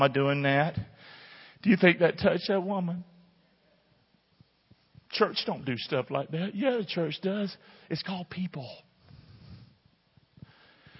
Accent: Rockingham, United States; moved away; my hometown

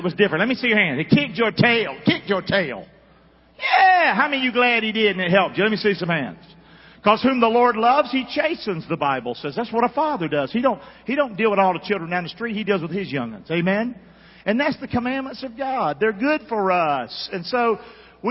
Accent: Rockingham, North Carolina, United States; I'm from Rockingham, North Carolina

